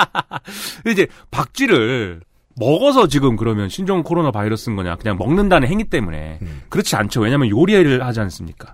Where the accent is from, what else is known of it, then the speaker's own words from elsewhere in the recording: Suwon, Gyeonggi Province, South Korea; 나 수원 사람인데. 네. 우리 수원 아주대.